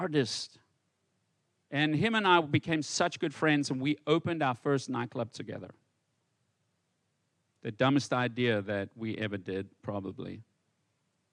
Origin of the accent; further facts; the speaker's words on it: South Africa; also born or lived in Johannesburg; in South Africa, when I grew up in South Africa, when I left home and moved to Johannesburg